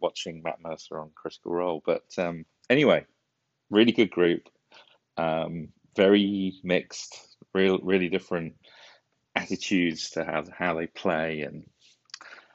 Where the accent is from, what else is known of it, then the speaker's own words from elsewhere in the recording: United Kingdom; moved away; We're British